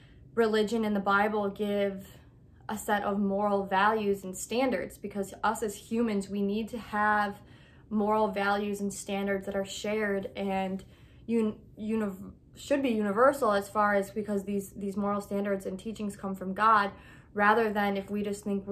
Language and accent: English; United States; I'm American